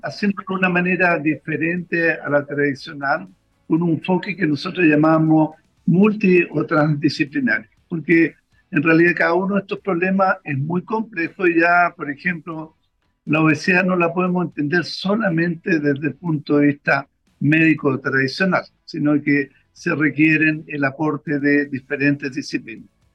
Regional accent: Chile; Nosotros como población chilena

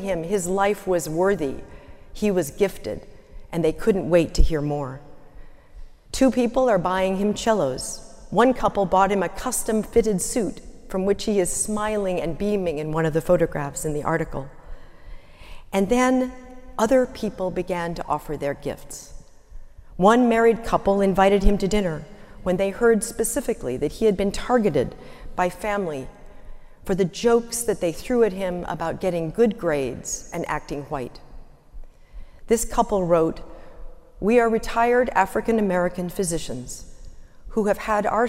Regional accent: London, United Kingdom; a very young girl growing up in London, England

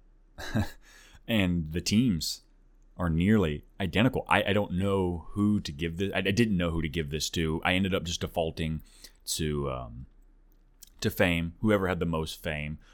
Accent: Tulsa, Oklahoma, United States; now in Nashville, United States; Originally, I'm from Oklahoma, uh, the Tulsa area, actually, but I, I don't live there anymore. I'm over in Nashville

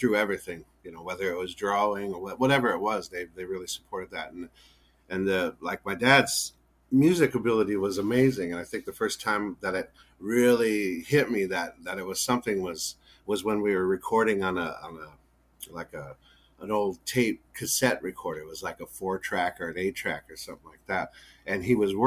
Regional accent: Yankton Indian Reservation, South Dakota, United States; I grew up on the Yankton Indian Reservation up there in South Dakota from birth on till roughly probably I think about 29 or so

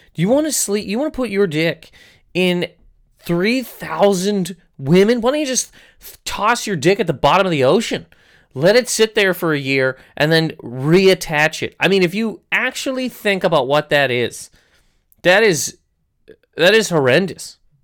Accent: Canada; I'm from Canada

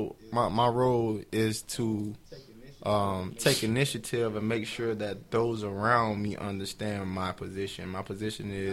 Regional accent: Miami, Florida, United States; I'm out of the inner cities of Miami. When I was young, I used to claim hood.

